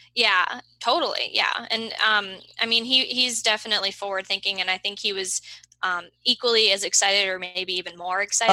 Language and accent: English; Boston, Massachusetts, United States; moved away as an adult; also born or lived in Denmark; now in Seattle, United States; I grew up in the Boston area